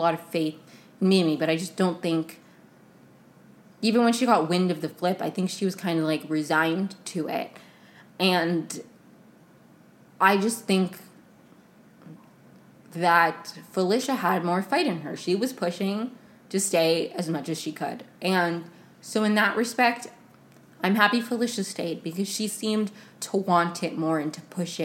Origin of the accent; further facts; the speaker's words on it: right outside D.C., Maryland, United States; moved away; I grew up in Maryland right outside of it, right outside of D.C.